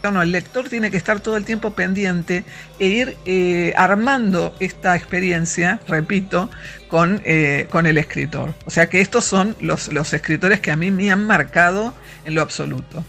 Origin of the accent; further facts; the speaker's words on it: Buenos Aires, Argentina; yo soy porteña de pura cepa